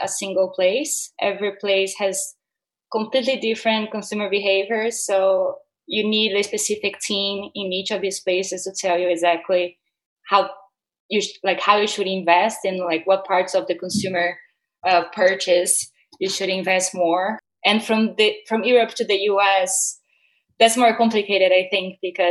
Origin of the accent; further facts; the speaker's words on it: Brazil; moved away as an adult; also born or lived in United States; I was born and raised in Brazil. I moved to the US a couple of years ago.